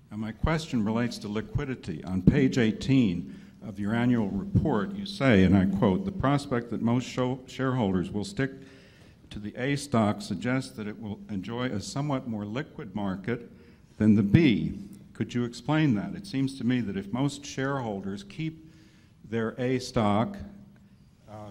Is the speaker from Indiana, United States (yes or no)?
no; Washington, District of Columbia, United States; from Washington, D.C.